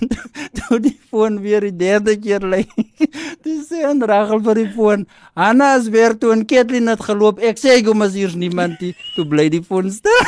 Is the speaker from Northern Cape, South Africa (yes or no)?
yes; Kenhardt, Northern Cape, South Africa; ek is van Kenard, dit is waar ek groot geword